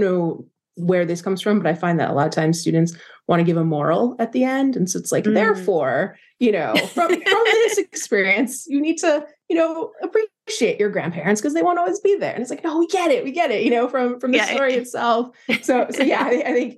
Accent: New Jersey, United States; I grew up in New Jersey

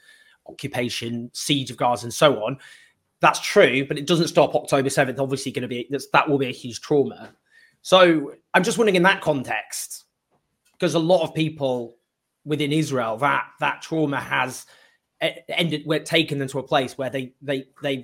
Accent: United Kingdom; as a Brit

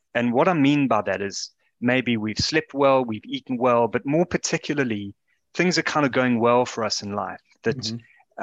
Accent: South Africa; now in United Kingdom; as a South African living in this country

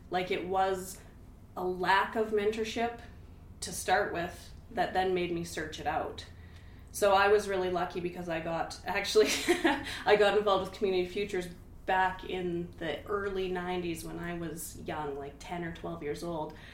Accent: Hinton, Alberta, Canada; And luckily, you know, we're from Hinton, so we know lots of people he worked in the oil field

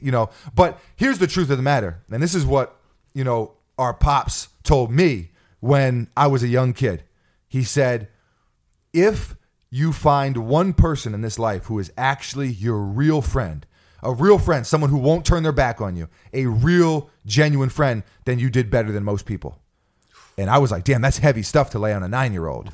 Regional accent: New York City, New York, United States; in New York City, we had our slang growing up

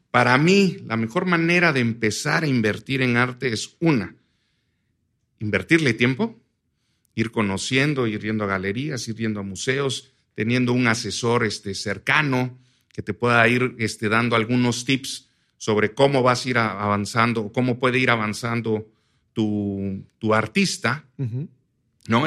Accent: Oaxaca, Mexico; nosotros somos de Oaxaca

